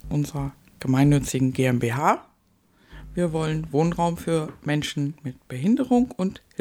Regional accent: North Rhine-Westphalia, Germany; aus meiner alten Heimat. Ich komme aus Nordrhein-Westfalen.

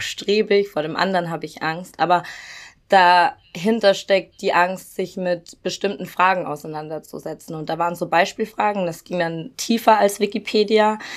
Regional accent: Regensburg, Bavaria, Germany; moved away as an adult; also born or lived in Cologne; in meiner Heimatstadt in Regensburg

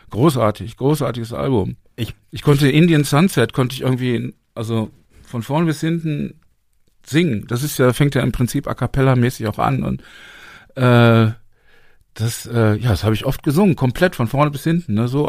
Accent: Berlin, Germany; Und ich sage, ja, wir sind, wir kommen aus Deutschland, aus Berlin.

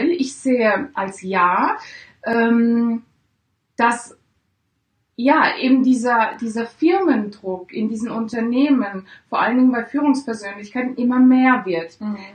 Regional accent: Italy; Ich bin ja Italienerin, ja. also liegt es nahe. Ich habe eine deutsche Mutter, daher spreche ich gut Deutsch.

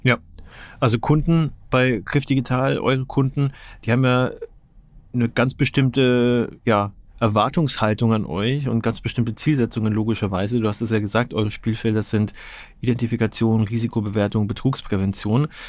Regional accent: Nuremberg, Bavaria, Germany; ich bin in Nürnberg geboren und äh, größte Zeit meines Lebens auch ansässig gewesen

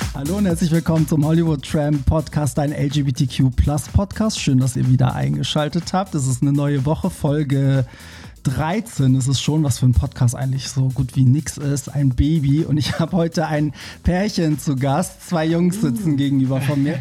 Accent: Iran; now in Germany; da, wo ich herkomme

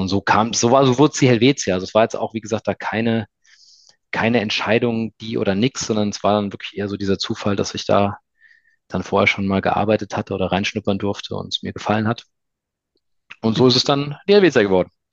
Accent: near Frankfurt, Hesse, Germany; now in Stuttgart, Germany; Ich komme ja ursprünglich aus der Nähe von Frankfurt, also bin Hesse

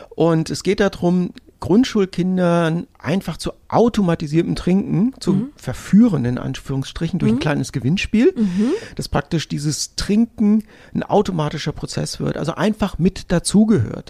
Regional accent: North Hesse, Germany; ich bin in Nordhessen groß geworden

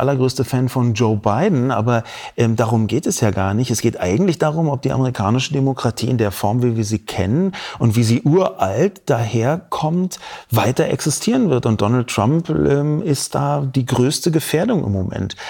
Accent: Berlin, Germany; Ich bin in Berlin geboren und aufgewachsen

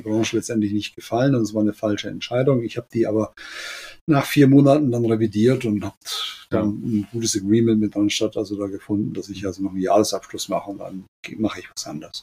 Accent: Germany; also born or lived in Spain; als Deutscher in der spanischen Firma mit spanischem Netzwerk

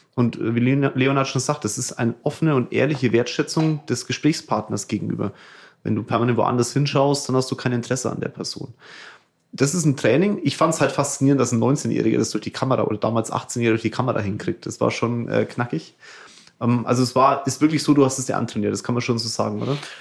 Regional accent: Germany; bei uns in Deutschland

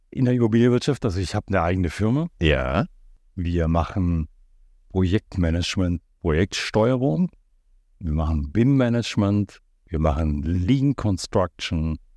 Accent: Black Forest, Baden-Württemberg, Germany; moved away; da unten, wo ich herkomme, also ich komme aus dieser Ecke

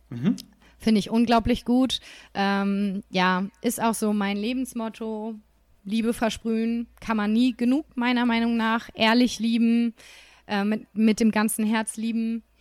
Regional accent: Nuremberg, Bavaria, Germany; Komme ich mal wieder in, in meine Heimat ja. zurück.

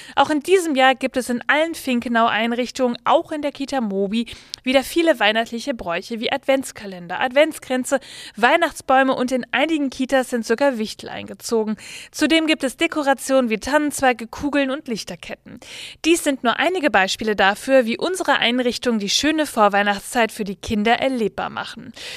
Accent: Bavaria, Germany; Ich komme ja aus Bayern

